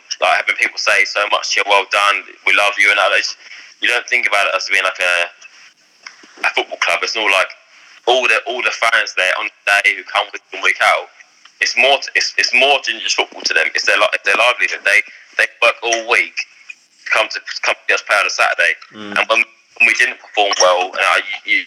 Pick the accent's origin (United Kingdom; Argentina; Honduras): United Kingdom; Ipswich, East of England; my hometown Ipswich